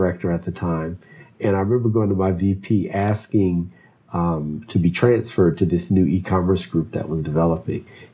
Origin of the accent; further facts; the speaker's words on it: Philadelphia, Pennsylvania, United States; also born or lived in southern United States; grew up north in the Northeast in Philadelphia.